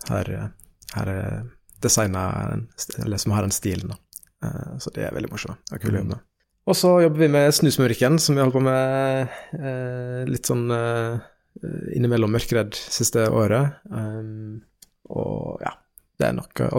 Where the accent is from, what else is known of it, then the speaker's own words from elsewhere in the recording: Nairobi, Kenya; born there; jeg er født i Nairobi mm. i Kenya.